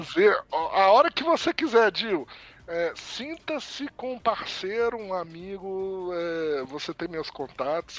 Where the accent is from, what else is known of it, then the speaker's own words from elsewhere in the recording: Brazil; somos brasileiros